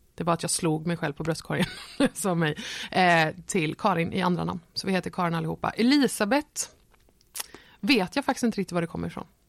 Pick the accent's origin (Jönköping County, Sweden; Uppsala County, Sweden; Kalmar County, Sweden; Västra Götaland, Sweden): Kalmar County, Sweden; Nybro; moved away as an adult; also born or lived in Varberg / Falkenberg; now in Malmö, Sweden; Och då flyttade vi till Nybro som ligger på östkusten